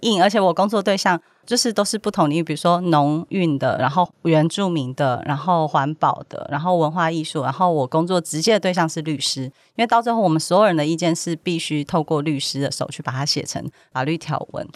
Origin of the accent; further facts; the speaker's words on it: central Taiwan, Taiwan; moved away as an adult; also born or lived in Kaohsiung; now in Taipei, Taiwan; 小时候在中部长大，然后后来大学去了高雄，然后家人也在高雄，然后现在来台北时间已经超过所有地方 居住的时间